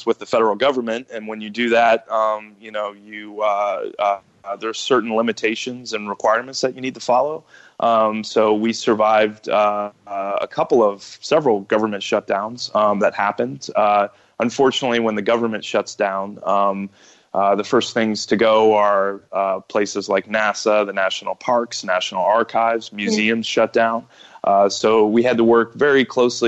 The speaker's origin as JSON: {"language": "English", "region": "Ohio", "country": "United States", "tie": "born or raised there", "said": "I was born and raised in Ohio"}